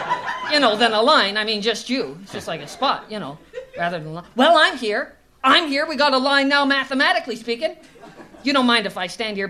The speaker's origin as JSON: {"language": "English", "town": "Bala", "region": "Ontario", "country": "Canada", "said": "Yeah, I'm headed home to Bala. I'm from Bala originally."}